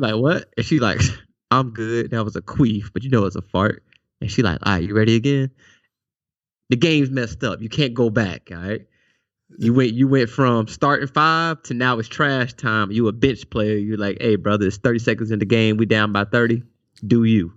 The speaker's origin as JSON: {"language": "English", "region": "South Carolina", "country": "United States", "said": "I'm from South Carolina"}